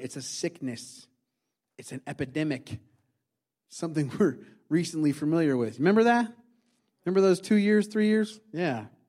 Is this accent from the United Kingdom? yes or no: no; Indiana, United States; moved away; I grew up in Indiana